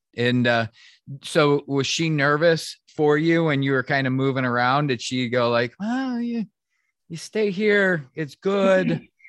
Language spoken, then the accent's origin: English; Michigan, United States; when I was growing up in Michigan, there were so many people that started a job because we were in the auto industry was huge in the Detroit area.